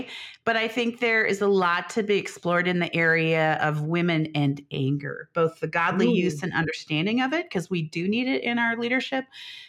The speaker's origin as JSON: {"language": "English", "town": "Chicago", "region": "Illinois", "country": "United States", "tie": "born or raised there", "also_born_or_lived": "Denver, Colorado", "said": "Yeah, I split my time between the Midwest, the Chicago area, and Denver, Colorado."}